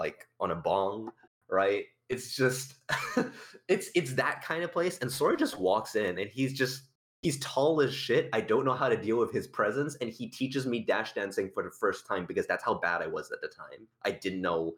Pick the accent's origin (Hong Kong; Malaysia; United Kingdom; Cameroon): Malaysia; moved away as an adult; now in Australia; I'm not from Australia, technically speaking. I grew up in Malaysia and I came to Australia for university and now I've moved here